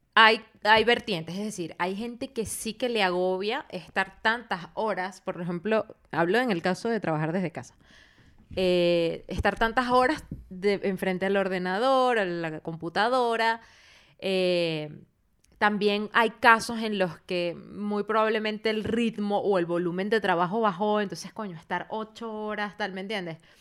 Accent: Venezuela; moved away; cuando volvamos a Venezuela

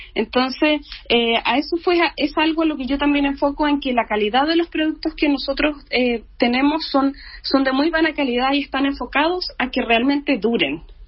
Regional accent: Valdivia, Los Ríos, Chile; yo soy de regiones, soy de Valdivia

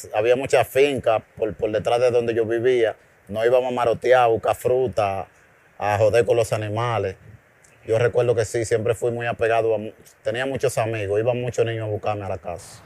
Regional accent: Santo Domingo, Distrito Nacional, Dominican Republic; also born or lived in Bonao; me fui a la edad de tres años, me trajeron a la capital.

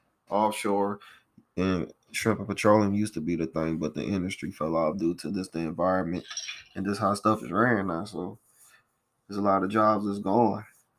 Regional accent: Morgan City, Louisiana, United States; I'm from Morgan City, Louisiana, at 985.

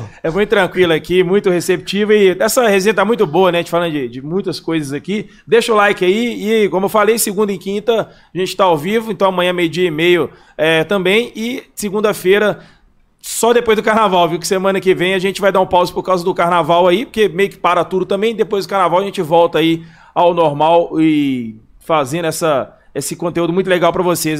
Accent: Belo Horizonte, Minas Gerais, Brazil; eu sempre fui daqui de BH

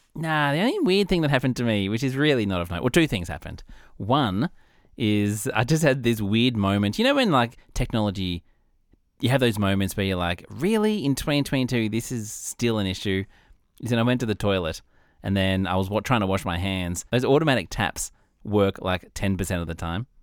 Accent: Australia; as an Australian

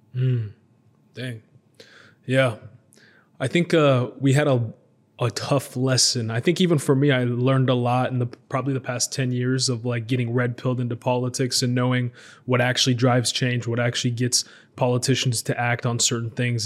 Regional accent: United States; moved away as an adult; now in Israel; I grew up in America, and then I recently moved to uh, to Israel

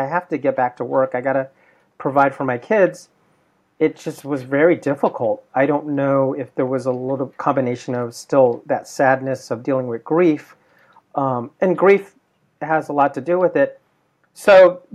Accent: United States; as an American, born American Filipino

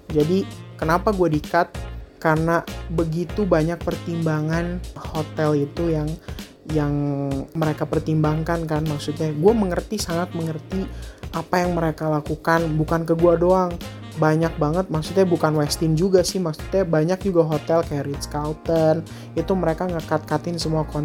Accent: Bandung, West Java, Indonesia; born there; gue bisa balik lagi ke tanah kelahiran gue di Bandung itu di salah satu hotel bintang 5 di Bandung

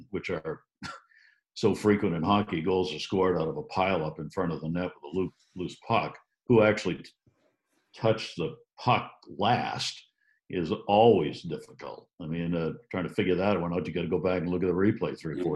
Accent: Maine, United States; growing up in Maine

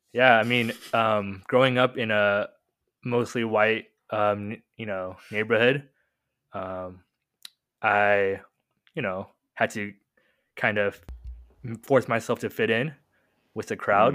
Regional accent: Murrieta, California, United States; born and raised in Murrieta, uh, I'm pretty sure most listeners don't know where Murrieta is, but next to Temecula

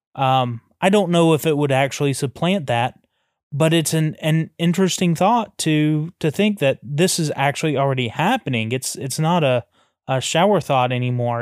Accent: the South, United States; we come from the South

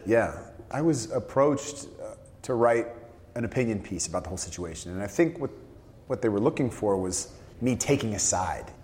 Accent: San Francisco Bay Area, California, United States; I grew up a 49ers fan. I'm from the San Francisco Bay Area.

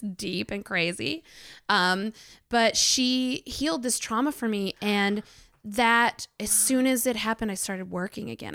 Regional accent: Arkansas, United States; I grew up in Arkansas

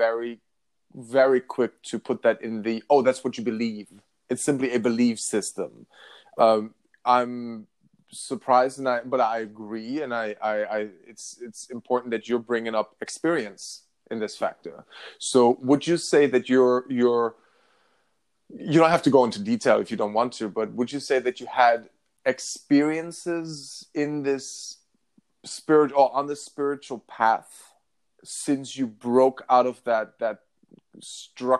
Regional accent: Northern Germany, Germany; moved away; I grew up in Northern Germany

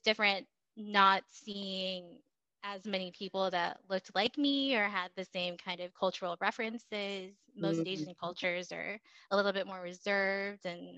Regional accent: Indonesia; born there; I grew up overseas. I didn't really live in the United States until about 2005. But before that, so I was born in Indonesia.

